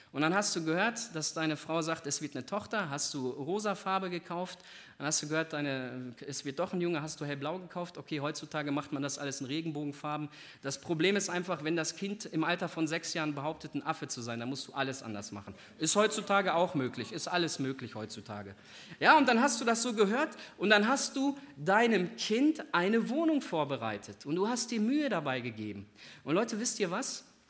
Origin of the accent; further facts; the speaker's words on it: Northern Germany, Germany; ich komme aus Norddeutschland